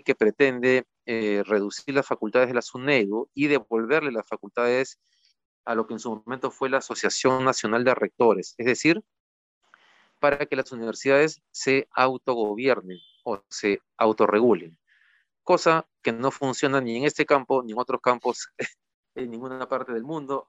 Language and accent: Spanish; Peru